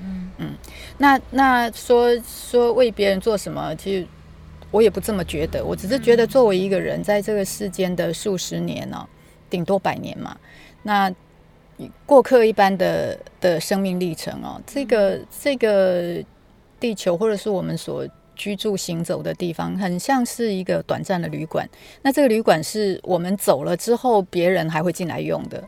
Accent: Yilan County, Taiwan; also born or lived in Lishan; 我们宜兰人

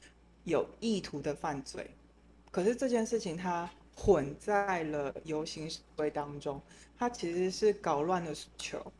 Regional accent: France; 这些人我们法国人叫他 g a s s e r 就是破坏者。

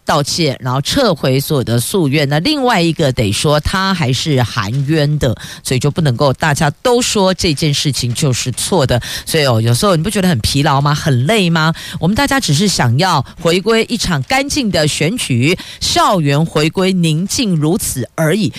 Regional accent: Taiwan; 为什么我们台湾人吃蛋在国际间名名列前茅？

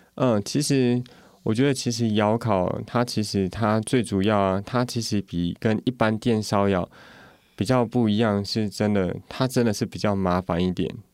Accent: Yuchi, Nantou County, Taiwan; moved away as an adult; also born or lived in Taichung; 在鱼池日月潭这边

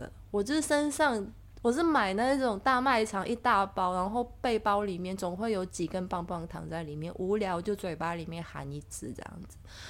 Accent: Hong Kong; accent: Hong Kong; Chinese is a second language; 我的专注力只要不好，我的港腔就会变严重。

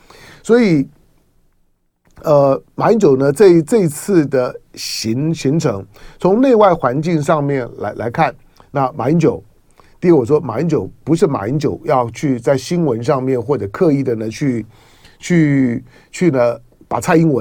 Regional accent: Xiangxiang, Hunan, China; 我是湖南湘乡人，就曾国藩的老家。可是呃，一九四九年之后呢，一些他他原来叫湖南省湘乡县，我的老家嘛。

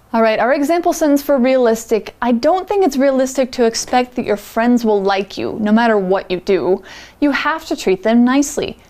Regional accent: United States; as an American

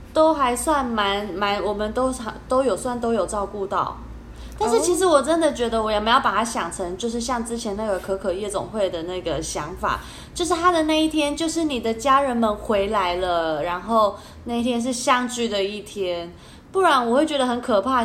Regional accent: Taiwan; 我们台湾人会觉得说这个是鬼月，农历七月

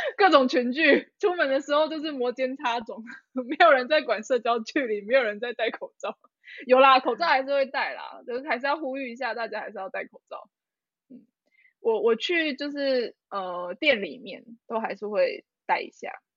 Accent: Taiwan; 我本来就长在这

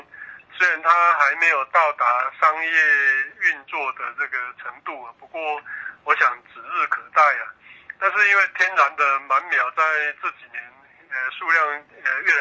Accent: Taiwan; 那我们台湾人呢

